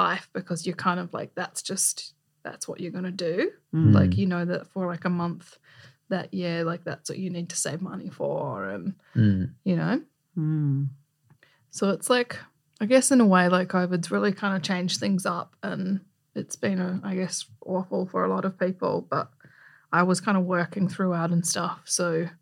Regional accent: New Zealand; now in Australia; as a New Zealander, I can live here just as a resident

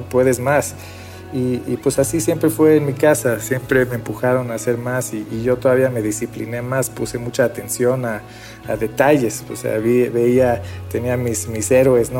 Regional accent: Mexico; also born or lived in Beersheba, Israel / Sweden / Argentina / Boston; crecí en México eh, aprendiendo a hablar eh, en inglés en la escuela, en, en, hebreo en la casa, en español en la tarde con amigos

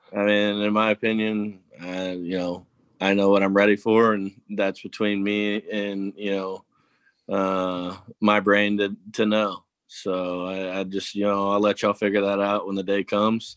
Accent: Tennessee, United States; moved away; I'm from Tennessee originally

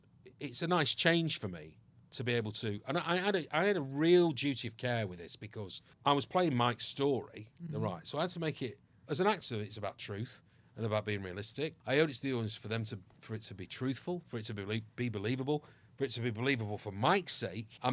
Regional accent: Ireland; I am Irish by birth

